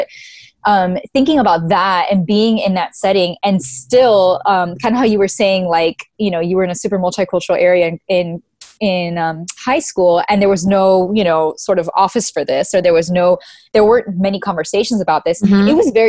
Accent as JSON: {"language": "English", "town": "Miami", "region": "Florida", "country": "United States", "tie": "born or raised there", "also_born_or_lived": "Louisiana / California", "moved": "yes", "said": "growing up in Miami and then moving mm-hmm. to, you know, the subculture of white evangelicalism mm-hmm. in Louisiana"}